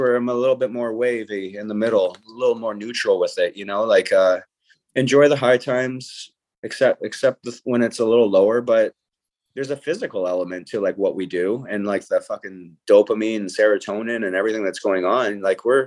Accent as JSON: {"language": "English", "town": "St. Catharines", "region": "Ontario", "country": "Canada", "tie": "born or raised there", "said": "my hometown"}